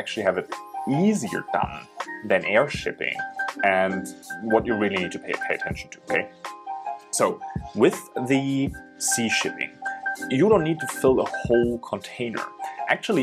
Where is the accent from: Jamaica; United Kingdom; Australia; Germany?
Germany; moved away as an adult; now in China; I'm originally from Germany, but I'm in China now for 7 years